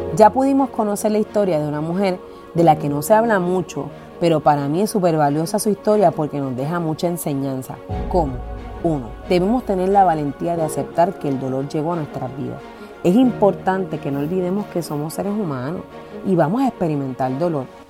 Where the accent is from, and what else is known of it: Puerto Rico